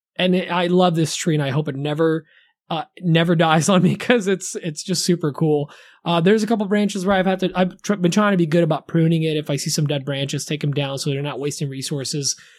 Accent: Poland; also born or lived in New Jersey; now in United States; growing up in Poland

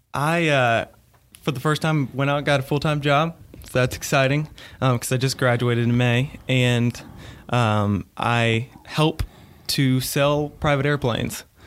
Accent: northern Kentucky, United States; moved away as an adult; now in Greenville, United States; I grew up in, uh, northern Kentucky

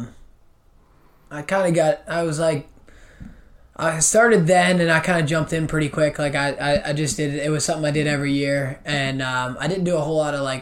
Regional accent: Lancaster, Pennsylvania, United States; Lancaster, like southern end, almost to Maryland

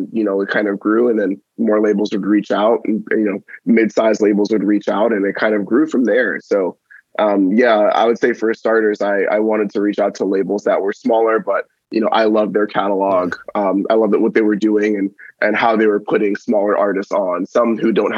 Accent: New York City, New York, United States; moved away as an adult; now in Austin, United States; in my hometown of Staten Island, New York

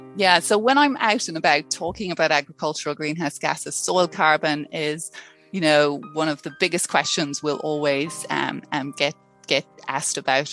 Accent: Ireland; moved away as an adult; now in Palmerston North, New Zealand; as you can tell from my accent, I'm not a, a, mm. a, a native Kiwi. I came from Ireland back in 2006

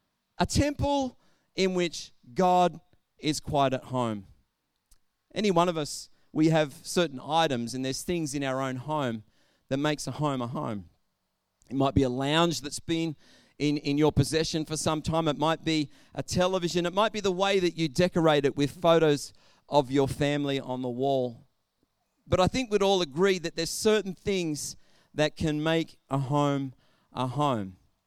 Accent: Albury, New South Wales, Australia; I know I grew up in Albury, Wodonga, and I know that there were certain parts of Albury that you just wouldn't go into because there was bad stigmas with those areas.

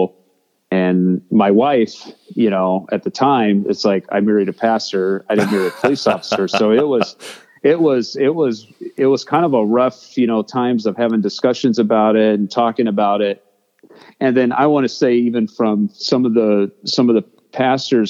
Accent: San Bernardino, California, United States; also born or lived in Missouri; I'm originally from Southern California. I was raised in San Bernardino

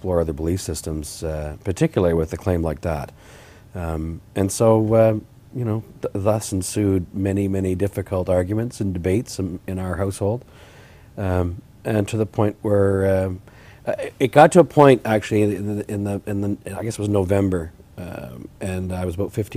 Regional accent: Huntsville, Ontario, Canada; So I'm from Huntsville.

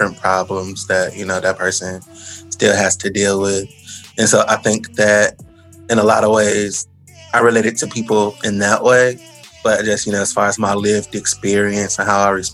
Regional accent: Detroit, Michigan, United States; I'm from Detroit. I've lived here for most of my life

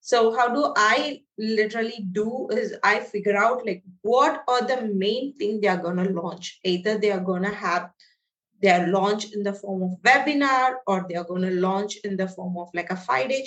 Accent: India; So I'm from India.

